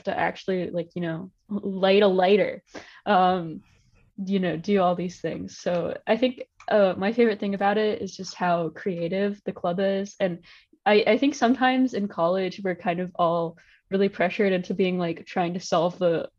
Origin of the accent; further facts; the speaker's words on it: Virginia, United States; moved away as an adult; Like I'm from Virginia, and I was basically in my basement in Virginia the entire year.